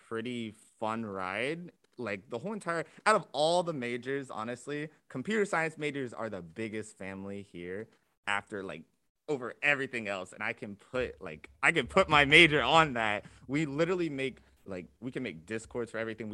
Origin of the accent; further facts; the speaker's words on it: Jacksonville, Florida, United States; I'm from Jacksonville, Florida, just 3 hours out from here